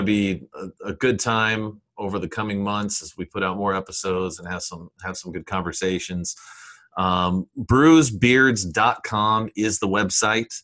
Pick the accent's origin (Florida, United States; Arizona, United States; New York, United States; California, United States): Florida, United States; South; also born or lived in Philadelphia; I'm from South Florida.